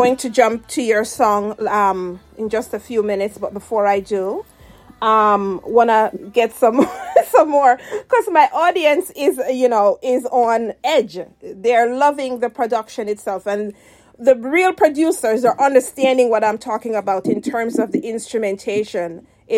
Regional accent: Jamaica; now in United States; as a Jamaican

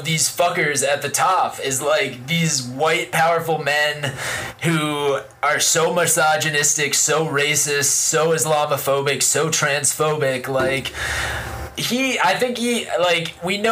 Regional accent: United States; growing up in the time that we grew up in America

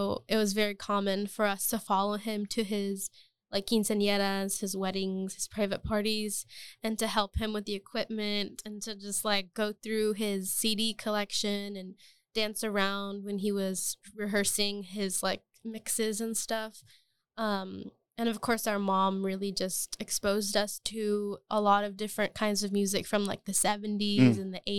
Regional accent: Austin, Texas, United States; We're from Austin, Texas. We are fourth generation Mexican-American. We've always lived in South Austin our whole lives

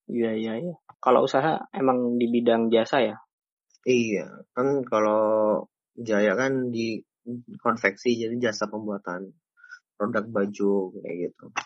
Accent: Jambi, Indonesia; now in Semarang, Indonesia; Oh iya, asal mana? Jambi ya? Iya, bener.

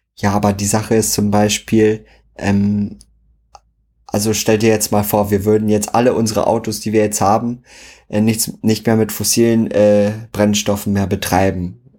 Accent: Schwedt, Brandenburg, Germany; moved away as an adult; now in Berlin, Germany; zu Hause bei uns in Schwedt

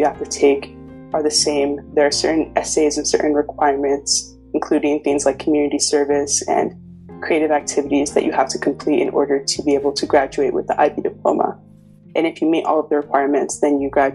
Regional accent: Wesley Chapel, Florida, United States; moved away as an adult; also born or lived in Ikeja, Nigeria / Tampa, Florida; now in Cambridge, United Kingdom; moved to Wesley Chapel, Florida, which is right next to Tampa

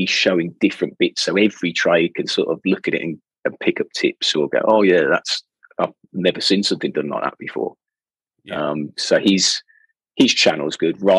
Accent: Birmingham, West Midlands, United Kingdom; from Birmingham, so I can't do anybody else's accent.

